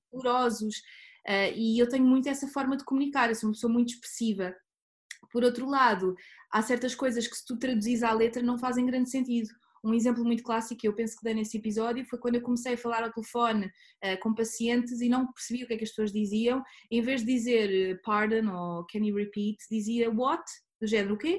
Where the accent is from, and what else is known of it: Portugal; moved away as an adult; also born or lived in Netherlands; now in Southampton, United Kingdom